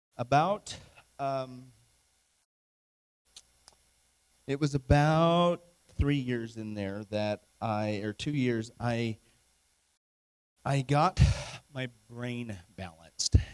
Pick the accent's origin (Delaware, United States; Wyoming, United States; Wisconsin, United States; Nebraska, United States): Wyoming, United States; I'm from Wyoming